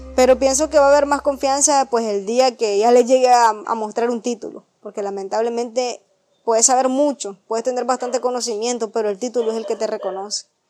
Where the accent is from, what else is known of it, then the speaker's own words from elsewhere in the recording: Potosí, Rivas, Nicaragua; soy del municipio de Potosí, departamento de Rivas